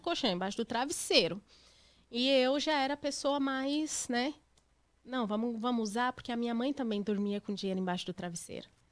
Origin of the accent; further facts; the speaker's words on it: Criciúma, Santa Catarina, Brazil; moved away as an adult; also born or lived in São Paulo; now in United States; Eu nasci em São Paulo, mas eu fui adotada em Criciúma, Santa Catarina